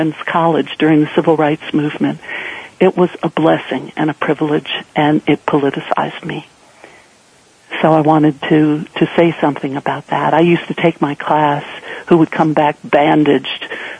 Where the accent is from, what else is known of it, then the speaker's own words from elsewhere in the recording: the rural South, United States; also born or lived in Atlanta, Georgia; I was brought up in the South, in the rural South